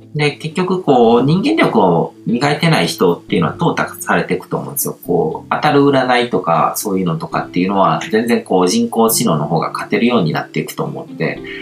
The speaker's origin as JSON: {"language": "Japanese", "country": "Japan", "tie": "born or raised there", "said": "僕はこう、日本で生まれ育って"}